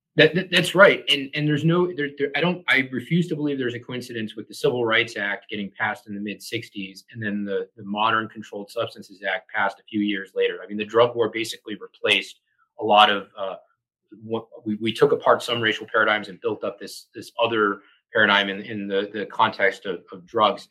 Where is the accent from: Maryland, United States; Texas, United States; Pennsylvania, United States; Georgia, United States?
Maryland, United States; Montgomery County; moved away as an adult; also born or lived in Atlanta / New York City; Grew up uh, Montgomery County, Maryland. It's just north of the uh, D.C. border